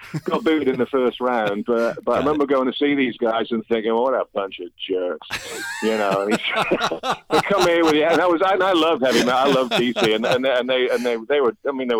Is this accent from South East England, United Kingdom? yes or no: no; Bath, South West England, United Kingdom; moved away; also born or lived in Plymouth; I grew up in the West Country originally, and I moved around a little bit, but Plymouth and Bath were the main two places that I grew up.